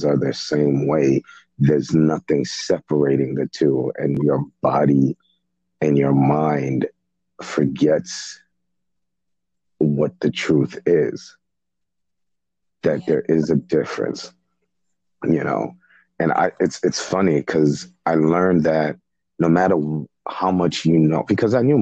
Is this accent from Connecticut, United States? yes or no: no; New York City, New York, United States; also born or lived in Haiti; I was raised in Brooklyn, but I was born in Haiti